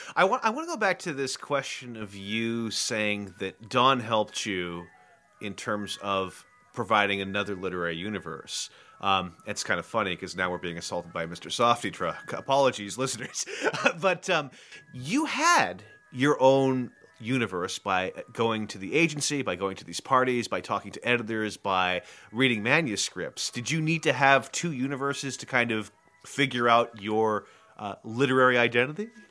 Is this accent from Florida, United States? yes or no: no; San Francisco, California, United States; I'm from San Francisco